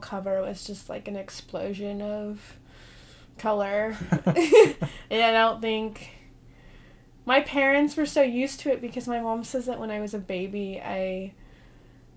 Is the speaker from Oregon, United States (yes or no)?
yes; Portland, Oregon, United States; now in Seattle, United States; So I grew up in Portland, Oregon